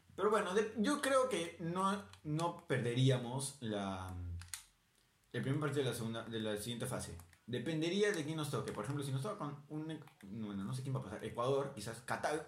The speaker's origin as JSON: {"language": "Spanish", "country": "Peru", "said": "nosotros somos peruanos, tenemos que pelear a Perú"}